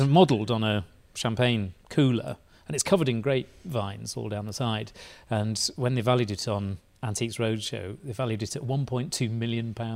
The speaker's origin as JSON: {"language": "English", "town": "Bradford", "region": "Yorkshire and the Humber", "country": "United Kingdom", "tie": "born or raised there", "said": "You, you, can tell I'm Bradford born because I don't pronounce it with a D. It's with a sort of glottal T."}